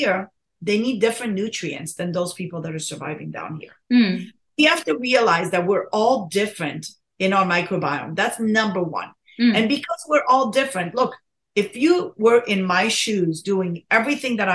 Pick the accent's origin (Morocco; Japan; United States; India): Morocco; moved away; I was born in Morocco, right? And my parents fed me like, you know, brain and spleen and mammary glands.